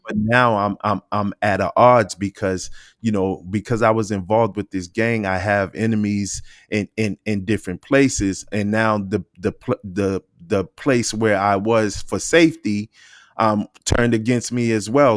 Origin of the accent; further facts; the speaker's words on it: Boston, Massachusetts, United States; I grew up in Boston, Massachusetts. I was raised in Dorchester